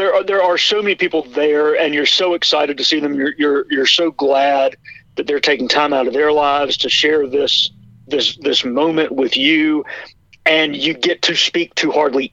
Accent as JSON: {"language": "English", "region": "North Carolina", "country": "United States", "tie": "born or raised there", "said": "my home state of North Carolina"}